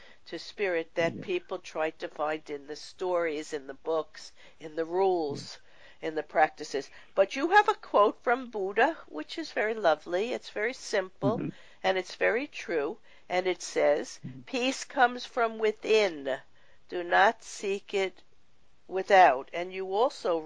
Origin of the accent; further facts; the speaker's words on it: New York, United States; I grew up in New York, in Brooklyn